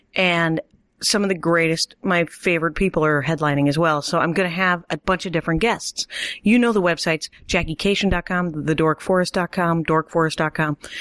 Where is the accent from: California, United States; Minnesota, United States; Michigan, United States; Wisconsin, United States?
Wisconsin, United States; I was raised in Wisconsin